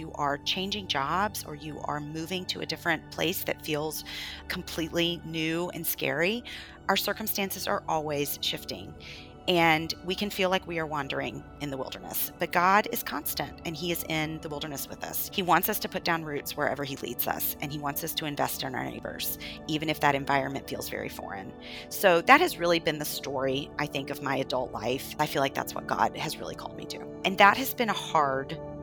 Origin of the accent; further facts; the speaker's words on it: the Bible Belt, United States; now in New York City, United States; I grew up in the Bible Belt